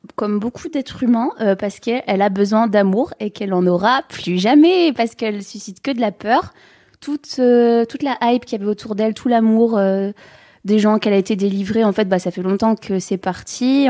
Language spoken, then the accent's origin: French; the North, Hauts-de-France, France; je viens du Nord, moi j'ai pas de frère et sœurs